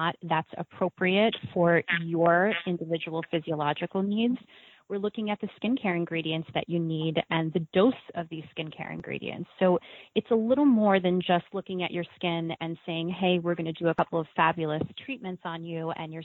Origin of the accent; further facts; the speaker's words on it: New York, United States; I, too, am a native New Yorker, born and raised